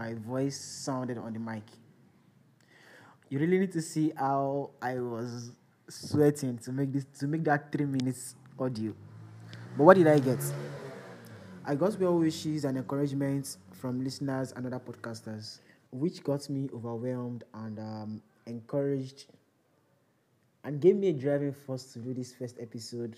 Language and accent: English; Nigeria; I'm a Nigerian, a student of Ekiti State University